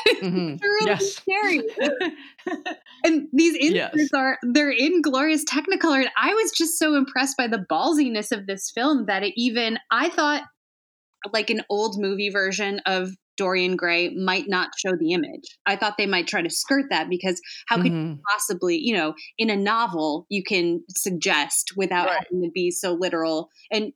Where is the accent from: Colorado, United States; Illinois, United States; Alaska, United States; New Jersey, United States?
Illinois, United States; Chicago; I'm from the Chicago area. I grew up there.